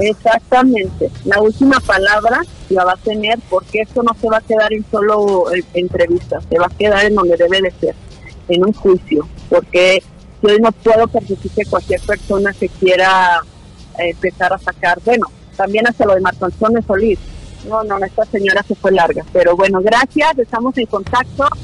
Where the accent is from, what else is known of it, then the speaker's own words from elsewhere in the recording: Tepatitlán, Jalisco, Mexico; yo vengo de una familia de trabajo, de una familia luchadora reconocida aquí en Tepatitlán